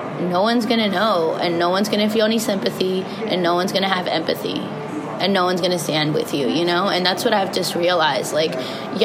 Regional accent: Naples, Florida, United States; also born or lived in Mexico; Mexican born, Florida grown

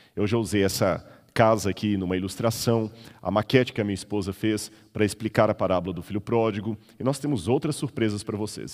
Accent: Minas Gerais, Brazil; moved away; also born or lived in São Paulo; Eu sou mineiro, não conhecia mar

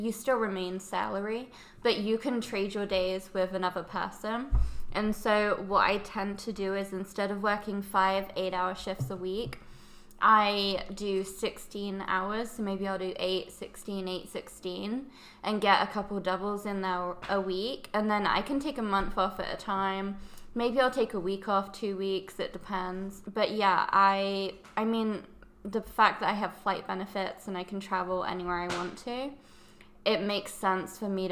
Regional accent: England, United Kingdom; moved away as an adult; also born or lived in Arizona, United States / London / Texas; now in Dallas, United States; I was born in Arizona. My mom is English, my dad's American. She took me back to England when I was very young

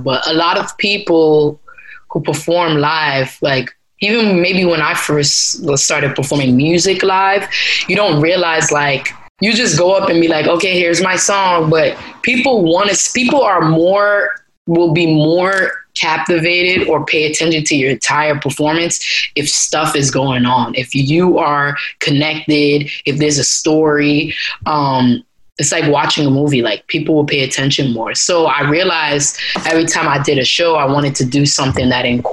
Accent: New York City, New York, United States; also born or lived in Atlanta; I'm from Brooklyn. I was born and raised in Brooklyn.

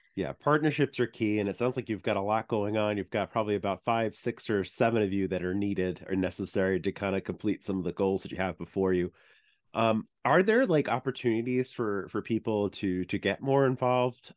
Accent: Long Island, New York, United States; I grew up in Long Island

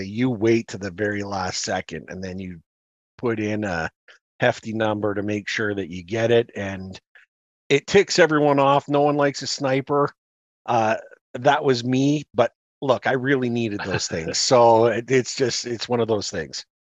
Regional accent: Canada; now in Calgary, Canada; we're Canadian

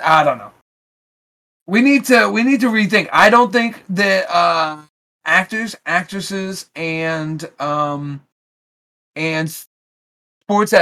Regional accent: United States; we as American people

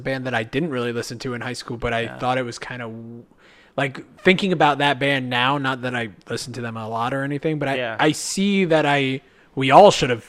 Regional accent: Georgia, United States; born or raised there

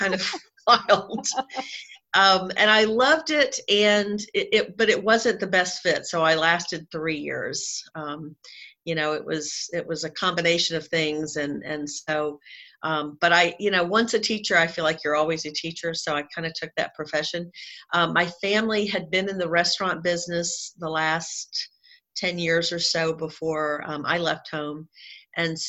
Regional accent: Jacksonville, Florida, United States; accent: Southern; So I grew up in Jacksonville, Florida. So I've been a Southern girl my whole life, if you can't tell from listening to my the accent of my voice.

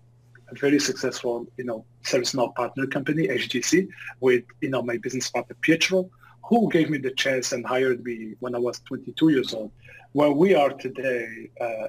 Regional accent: Algeria; moved away as an adult; now in Canada; I moved to Canada when I was 18 years old due to a civil war back in my home country in Algeria, in North Africa.

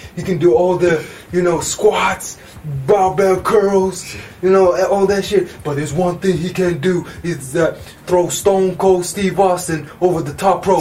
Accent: London, United Kingdom; I grew up in West London

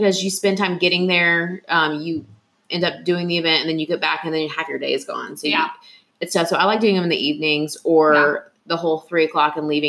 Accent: Georgia, United States; now in Atlanta, United States; I'm from Gwinnett County. My office is in Gwinnett County. I live in Atlanta, but Gwinnett County is like my home and my child.

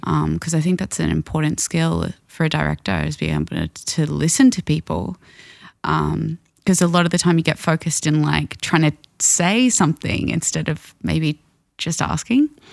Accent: Brisbane, Queensland, Australia; my hometown

